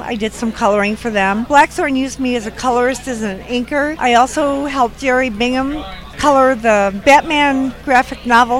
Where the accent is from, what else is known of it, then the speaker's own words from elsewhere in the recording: Germany; now in San Diego, United States; Well, I'm originally from Germany, but I do live in San Diego now.